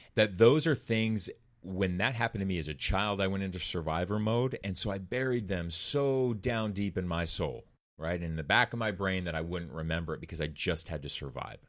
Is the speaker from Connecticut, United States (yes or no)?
no; Orange County, California, United States; Growing up in Orange County, California, Corona del Mar, Laguna Beach area